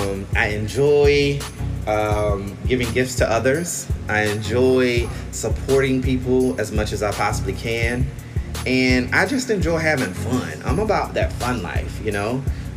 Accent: the South, United States; I'm married to Carlos. I'm from the South.

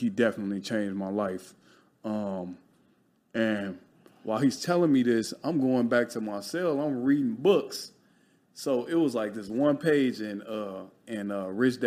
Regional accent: Chicago, Illinois, United States; now in Los Angeles, United States; I grew up in Chicago. Poverty, all you knew was the hustle

